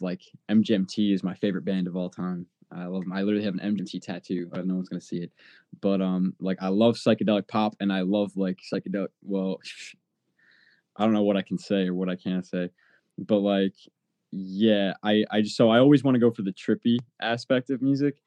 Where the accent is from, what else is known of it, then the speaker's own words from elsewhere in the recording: Long Island, New York, United States; I grew up, on Long Island